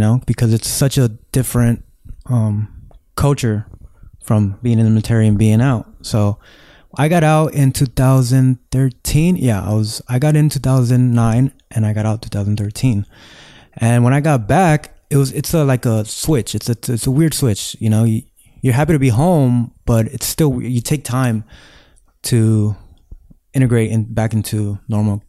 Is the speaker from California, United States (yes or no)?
yes; Los Angeles, California, United States; I grew up right here in Echo Park